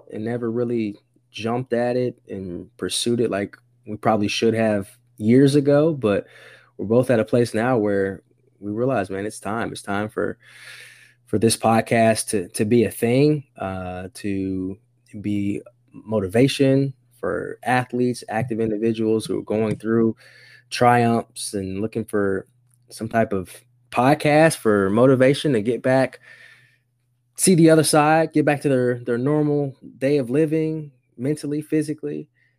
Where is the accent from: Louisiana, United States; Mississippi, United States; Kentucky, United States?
Kentucky, United States; Fort Campbell; also born or lived in Germany; Born in Germany, moved around the country. And I say I'm from Kentucky because I spent most of my life there as an adolescent through high school.